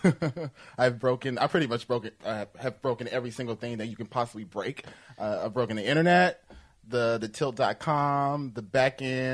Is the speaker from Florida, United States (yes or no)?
no; Kansas City, Missouri, United States; I'm from Kansas City, Missouri